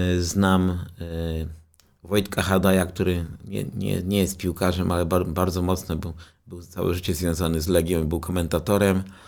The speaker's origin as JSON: {"language": "Polish", "town": "Częstochowa", "region": "Silesian Voivodeship", "country": "Poland", "tie": "born or raised there", "moved": "yes", "lives_now": "Warsaw, Poland", "said": "pochodzę z Rakowa, czyli z tej dzielnicy i to jest moje rodzinne miasto."}